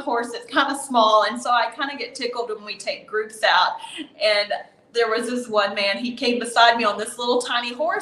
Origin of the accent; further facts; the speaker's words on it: Texas, United States; moved away as an adult; now in Nicaragua; I grew up in Texas